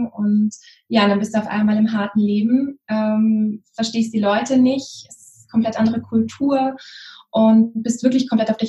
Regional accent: Lake Constance, Germany; also born or lived in Munich; ganz ursprünglich, bin dort aufgewachsen und habe dann viele Jahre in München gelebt.

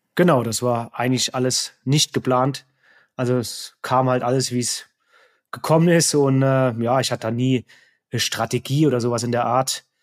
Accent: Saarland, Germany; also born or lived in Neunkirchen, Germany / Frankfurt, Germany / Offenbach, Germany; now in Inzell, Germany; ich komme eigentlich ursprünglich aus dem Saarland, habe länger in Hessen in Frankfurt gewohnt und Offenbach

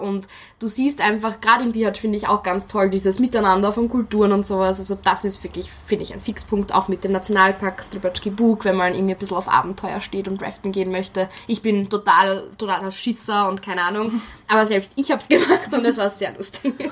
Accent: Wels, Upper Austria, Austria; meine Heimatstadt in Oberösterreich, Wels

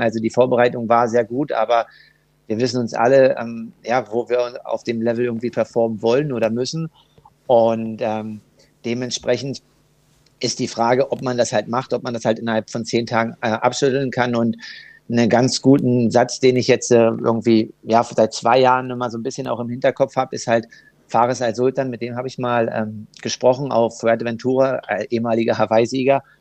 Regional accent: Germany; als Deutscher

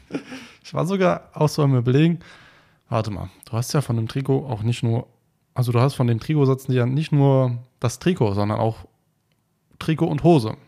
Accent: Taunus, Hesse, Germany; born or raised there; also born or lived in Frankfurt

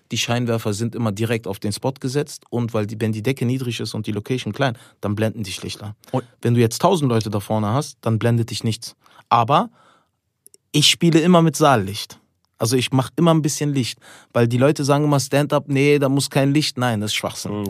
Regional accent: Albania; Ich bin Albaner

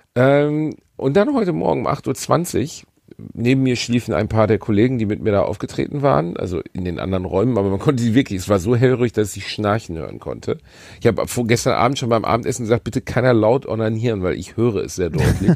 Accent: Gelsenkirchen, North Rhine-Westphalia, Germany; ich bin in Gelsenkirchen-Rotthausen geboren

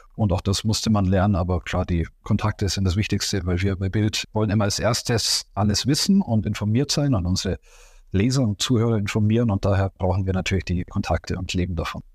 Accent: Augsburg, Bavaria, Germany; ich komme aus Augsburg und der FC Augsburg liegt mir am Herzen

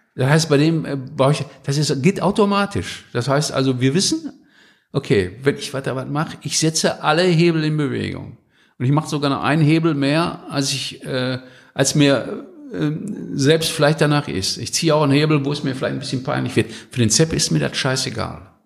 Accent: North Rhine-Westphalia, Germany; ich bin ja Westfale

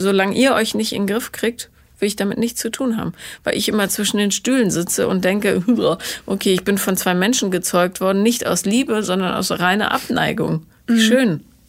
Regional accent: Bonn, North Rhine-Westphalia, Germany; ich bin ja in Bonn aufgewachsen

